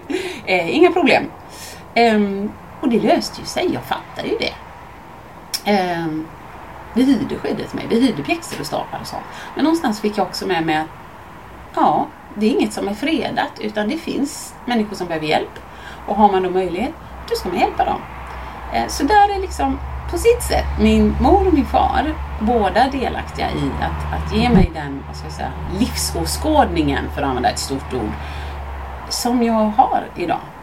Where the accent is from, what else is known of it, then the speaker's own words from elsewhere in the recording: Mölndal, Västra Götaland, Sweden; jag växte upp i Mölndal med min familj.